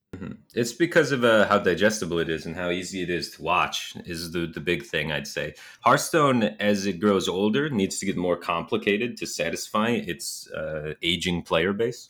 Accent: Michigan, United States; I'm from Michigan, so winters here are very cold and snowy

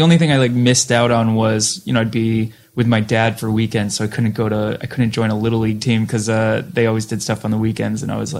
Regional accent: Massachusetts, United States; we're from Boston, {S6} right? {S5} You know, it's all so, I was on the other side of the state and I was 80 miles outside of Boston, so it's like not even that far

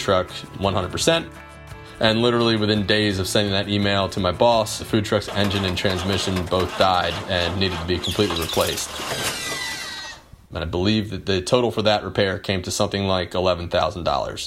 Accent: New Jersey, United States; now in Phoenix, United States; I grew up in the Philly area, and there was a really great little Amish market in my hometown in South Jersey

